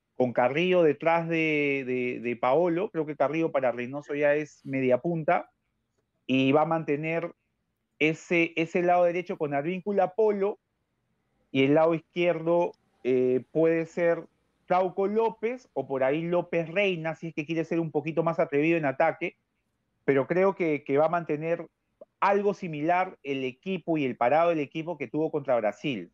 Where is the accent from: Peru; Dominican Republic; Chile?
Peru; como peruano